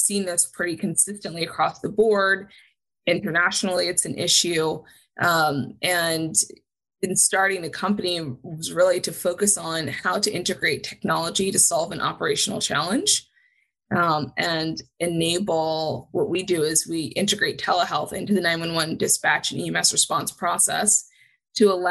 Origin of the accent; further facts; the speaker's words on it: Huntington, New York, United States; my father was a volunteer EMT when I was growing up on Long Island in Huntington